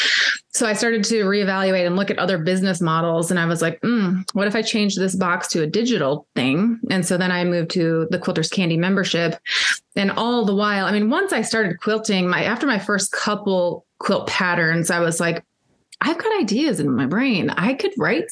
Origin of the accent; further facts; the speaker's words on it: Minnesota, United States; also born or lived in Africa; now in Texas, United States; I grew up in Minnesota